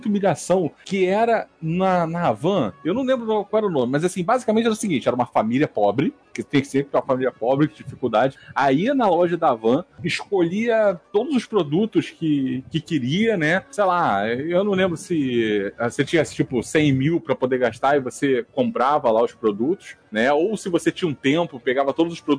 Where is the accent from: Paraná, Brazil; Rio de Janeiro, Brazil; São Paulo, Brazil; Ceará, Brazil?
Rio de Janeiro, Brazil; Eu conheci a Van como eu sou do Rio de Janeiro